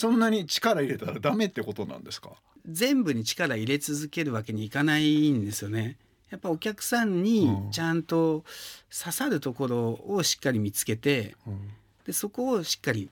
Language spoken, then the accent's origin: Japanese; Kanazawa, Ishikawa, Japan; moved away; also born or lived in France; 金沢って創業は地元石川県金沢市でやりましたね